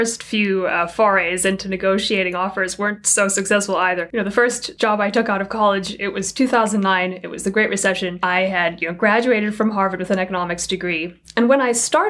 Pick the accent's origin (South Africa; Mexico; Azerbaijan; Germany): South Africa; moved away as an adult; now in United States; I was born and raised in South Africa